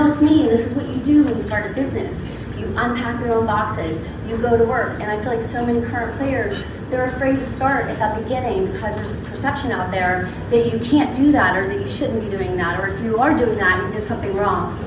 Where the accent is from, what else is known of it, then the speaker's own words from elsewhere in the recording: Pittsburgh, Pennsylvania, United States; moved away; also born or lived in Arizona; growing up in Pittsburgh